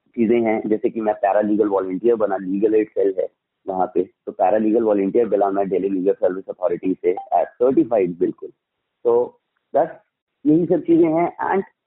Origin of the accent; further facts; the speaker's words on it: Delhi, India; also born or lived in Punjab; I born in 1982 in a small village of Punjab, right? And after that came to Delhi. उसके बाद schooling मेरी दिल्ली में हुई सारी